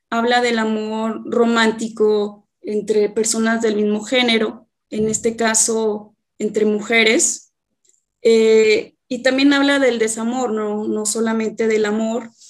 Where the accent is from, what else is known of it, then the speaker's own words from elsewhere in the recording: Atotonilco el Alto, Jalisco, Mexico; also born or lived in Guadalajara; yo soy originaria de Atotonilco el Alto, en donde actualmente estoy radicando. Este, estuve viviendo en Guadalajara algunos años para estudiar licenciatura en Administración de Empresas